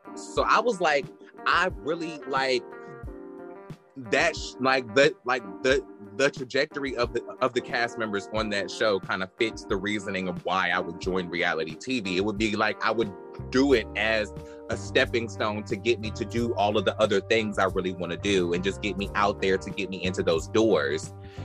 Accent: Brooklyn, New York, United States; Cause I am a bitch from Brooklyn that I didn't fuck with.

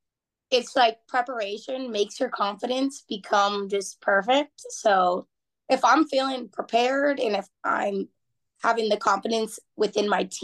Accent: Houston, Texas, United States; I'm from Houston, Texas.

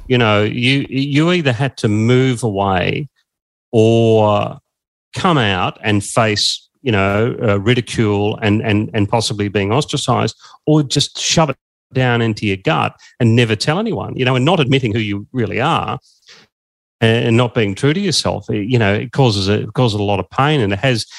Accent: Echuca, Victoria, Australia; also born or lived in Swan Hill; I grew up in Echuca in, uh, and so in 1984 I was at high school in Echuca

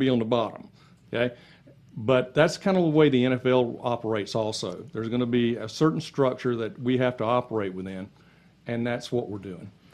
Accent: Lakeland, Florida, United States; I was born and raised in Lakeland.

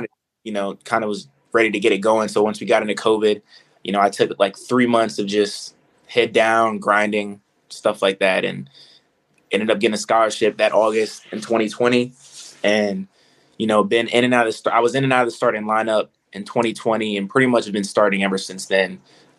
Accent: Culpeper, Virginia, United States; I'm originally from Culpeper, Virginia, small town, two high schools, two middle schools, you know, a close-knit area. Everybody knows each other

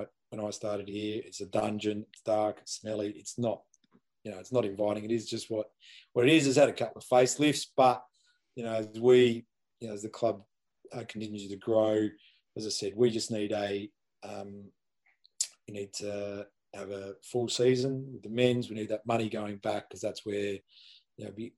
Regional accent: Adelaide, South Australia, Australia; now in New South Wales, Australia; I grew up in Adelaide

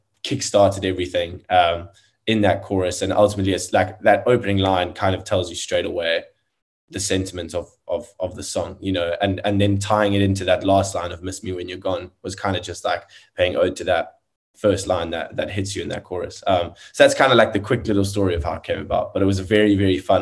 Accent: South Africa; South African musician

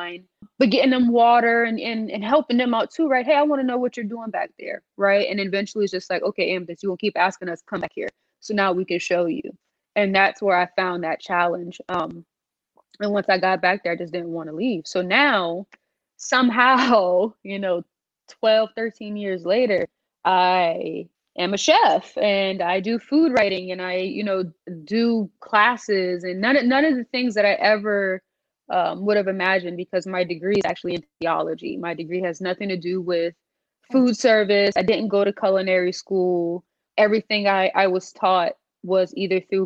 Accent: North Charleston, South Carolina, United States; I'm from North Charleston, South Carolina

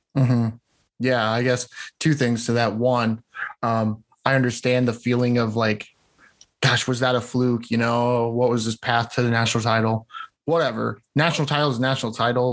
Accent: near Cedar Rapids, Iowa, United States; near my hometown, so up in Cedar Rapids

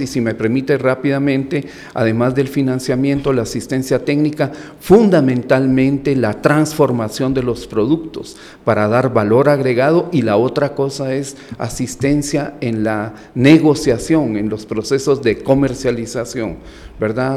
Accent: Guatemala; moved away as an adult; also born or lived in Colombia; yo soy guatemalteco

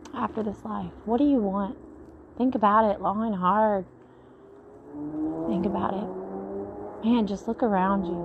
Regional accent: Mississippi, United States; accent: Mississippi gal accent; My Mississippi gal accent's coming out

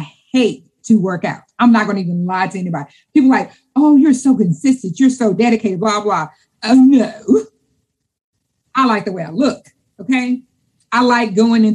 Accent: Louisiana, United States; I'm from Louisiana.

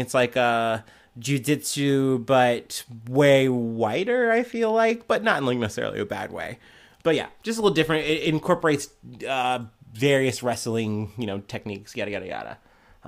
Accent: United States; as an American

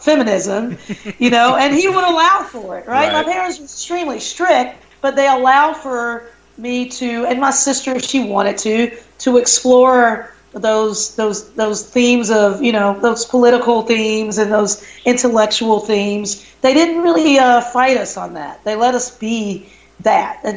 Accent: the South, United States; moved away as an adult; also born or lived in Madison, Wisconsin; growing up in the South

